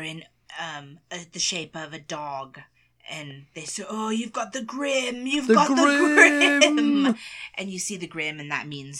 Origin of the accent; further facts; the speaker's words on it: United States; we're American